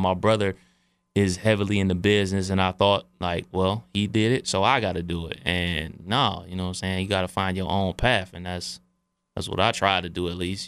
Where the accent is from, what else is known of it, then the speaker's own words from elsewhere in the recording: Cleveland, Ohio, United States; I was from Cleveland.